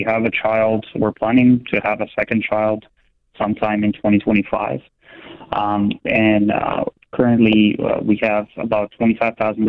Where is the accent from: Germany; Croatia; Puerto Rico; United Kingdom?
Croatia; moved away; I'm actually European. I'm from Croatia